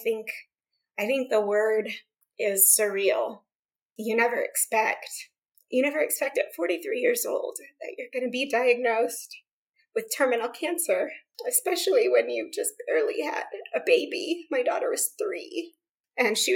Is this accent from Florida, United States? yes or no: yes; Central Florida, United States; moved away as an adult; now in Idaho, United States; growing up in Florida